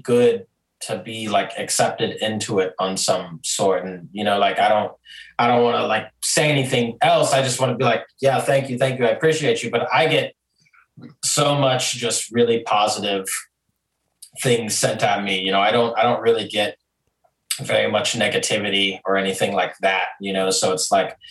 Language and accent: English; Glendale, Arizona, United States; moved away as an adult; now in Nashville, United States; I grew up in Glendale. Yeah, I grew up in Glendale, right across the street from Westgate.